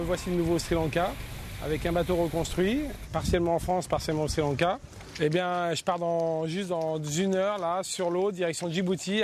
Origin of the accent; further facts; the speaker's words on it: La Chaux-de-Fonds, Neuchâtel, Switzerland; moved away; je suis né à la Chaux-de-Fonds